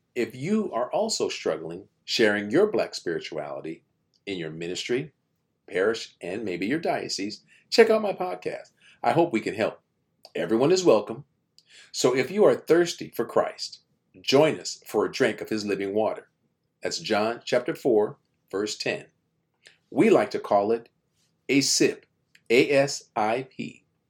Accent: United States; I'm Black American

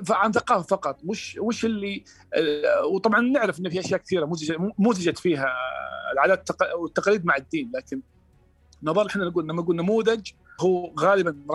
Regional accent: Saudi Arabia; مثلا اعطيك مثال عندنا في السعوديه مثلا غطاء الوجه كمثال

